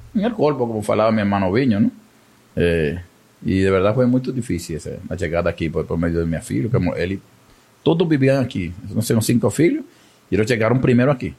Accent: Venezuela; moved away as an adult; now in Amazonas, Brazil; yo también soy migrante venezolano

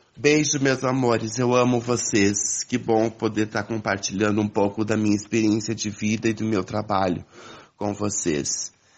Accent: Cachoeira do Sul, Rio Grande do Sul, Brazil; moved away as an adult; now in Ponta Grossa, Brazil; sou natural de Cachoeira do Sul, Rio Grande do Sul, mas moro há 26 anos em Ponta Grossa, Paraná

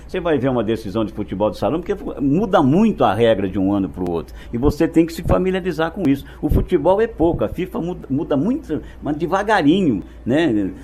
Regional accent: Londrina, Paraná, Brazil; also born or lived in Nova Europa, São Paulo; Nasci em Nova Europa, estado de São Paulo, é uma cidade pequena, assim como tipo Londrina e Cambé, que apenas tem um riozinho que separa. Nova Europa é vizinha de Araraquara, São Paulo. Cheguei para cá, eu sou mais londrinense. Cheguei para cá, tinha um ano de idade

